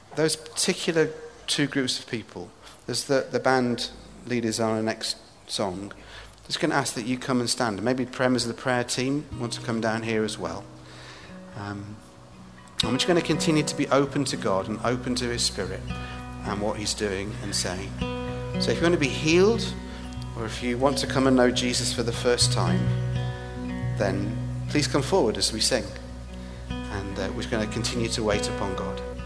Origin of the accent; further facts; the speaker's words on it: England, United Kingdom; moved away as an adult; now in Edinburgh, United Kingdom; somebody who is from England, now living in Scotland.